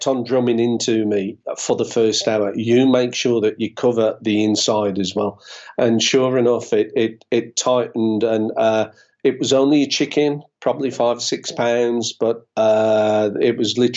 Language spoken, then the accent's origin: English; United Kingdom; being British